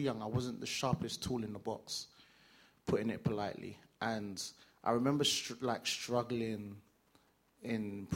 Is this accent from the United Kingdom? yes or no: yes; London, United Kingdom; I grew up in East London